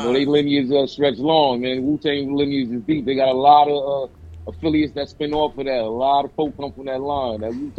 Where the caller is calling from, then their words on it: New York City, New York, United States; I'm calling from Brooklyn, New York. Brooklyn's finest.